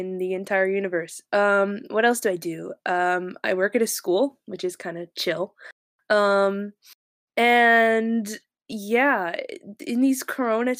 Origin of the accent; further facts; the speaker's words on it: Connecticut, United States; I'm from the East Coast of the USA, Connecticut.